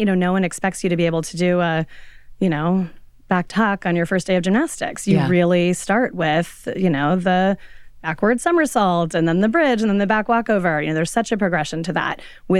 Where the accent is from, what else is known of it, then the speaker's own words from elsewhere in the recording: Colorado, United States; moved away; I grew up in Colorado, and it was many decades ago.